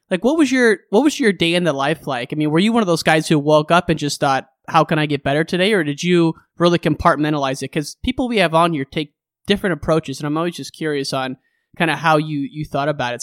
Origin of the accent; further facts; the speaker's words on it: Illinois, United States; I grew up in Illinois